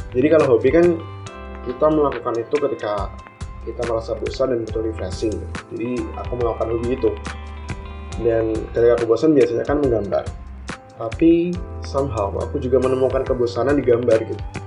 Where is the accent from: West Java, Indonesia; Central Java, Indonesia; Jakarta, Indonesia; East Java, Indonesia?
East Java, Indonesia; Tulungagung; moved away as an adult; aku asli dari Tulungagung dan besar juga di Tulungagung